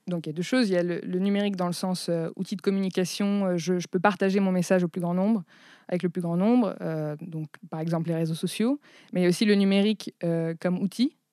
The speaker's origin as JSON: {"language": "French", "country": "France", "also_born_or_lived": "Chicago, United States", "said": "je suis française et américaine"}